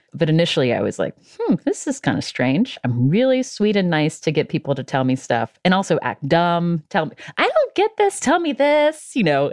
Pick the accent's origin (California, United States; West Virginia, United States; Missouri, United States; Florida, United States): West Virginia, United States; I'm from West Virginia